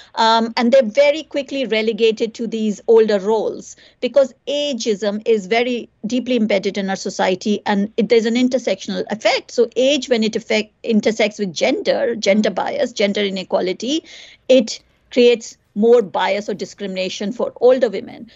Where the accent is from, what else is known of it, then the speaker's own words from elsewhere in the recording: India; also born or lived in United Kingdom; now in Ireland; growing up in India. I grew up there